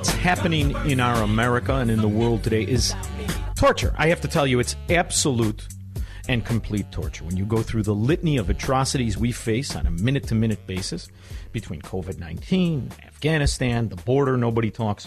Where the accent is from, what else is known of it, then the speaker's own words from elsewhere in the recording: Chicago, Illinois, United States; moved away as an adult; also born or lived in South Florida; now in Florida, United States; my hometown is a sewer inhabited by subhumans